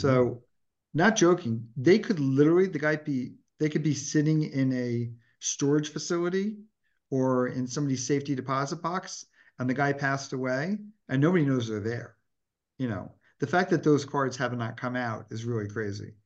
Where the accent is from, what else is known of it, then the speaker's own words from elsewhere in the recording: Delaware, United States; I grew up in Delaware, which was a great location